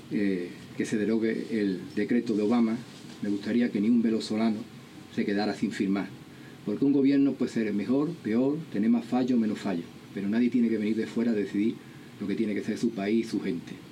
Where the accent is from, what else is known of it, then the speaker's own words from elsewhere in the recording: Spain; España, que es el país de donde yo vengo